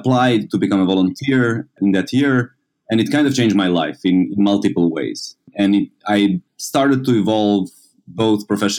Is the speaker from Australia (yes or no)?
no; Serbia; moved away as an adult; also born or lived in Italy; now in Brussels, Belgium; I come from the former Yugoslavia. I was born in the former country that no longer exists. And I was moving ever since. So basically, when I was 18, I moved away from Serbia